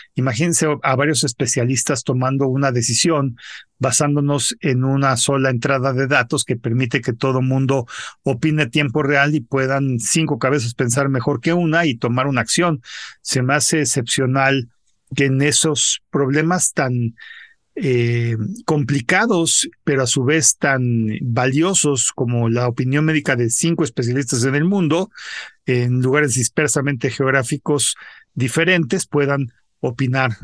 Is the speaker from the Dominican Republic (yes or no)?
no; Mexico; como mexicano